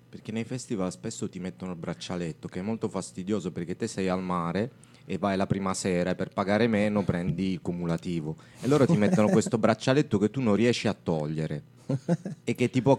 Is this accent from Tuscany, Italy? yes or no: yes; Bibbona, Tuscany, Italy; Bibbona eh, ci ho passato l'infanzia in Piazza della